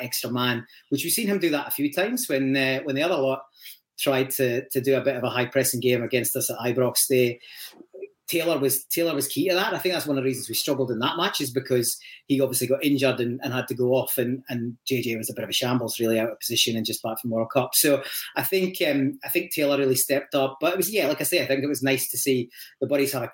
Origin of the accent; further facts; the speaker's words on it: Aberdeenshire, Scotland, United Kingdom; moved away as an adult; also born or lived in Leeds, England; now in Perth, Australia; originally from deepest, darkest Aberdeenshire, luckily enough to grow up in a Celtic family